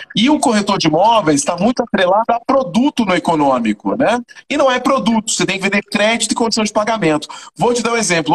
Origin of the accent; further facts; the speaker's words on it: Salvador, Bahia, Brazil; moved away as an adult; also born or lived in São Paulo; now in Fortaleza, Brazil; Sou de Salvador, sou de Salvador, Bahia, cara. Ah, é Salvador, Nasci no né? bairro da Liberdade, no maior bairro negro